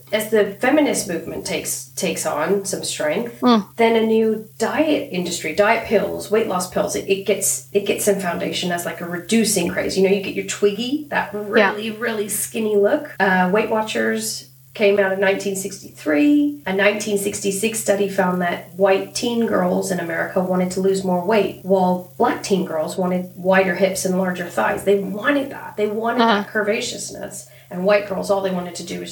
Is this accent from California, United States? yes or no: yes; Southern California, United States; we were raised in Southern California